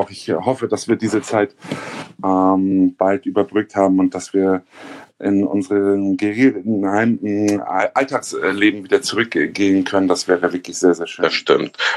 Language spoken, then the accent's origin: German; Hamburg, Germany; also born or lived in southern Germany; Ich bin original Hamburger. Ich bin in Hamburg aufgewachsen, ähm, geboren im Süden von Deutschland und ähm, bin aber eigentlich seitdem ich ein Jahr alt bin in Hamburg.